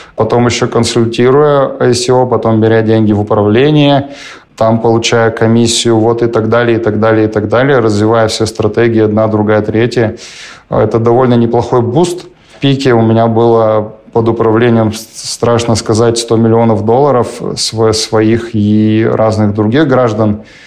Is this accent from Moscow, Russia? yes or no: no; Perm, Perm Krai, Russia; Я из Перми, у меня не было денег совсем, и у моей семьи особо не было денег никогда